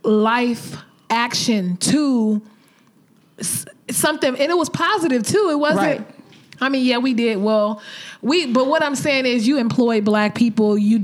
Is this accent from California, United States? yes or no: yes; Los Angeles, California, United States; I am proud to be from South Central.